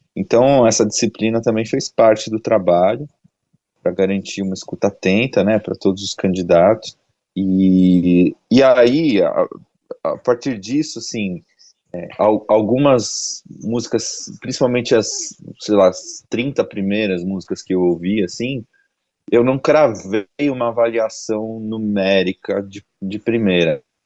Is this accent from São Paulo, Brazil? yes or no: yes; São Paulo, Brazil; Eu sou de São Paulo, moro em São Paulo, é, trabalho e produzo música aqui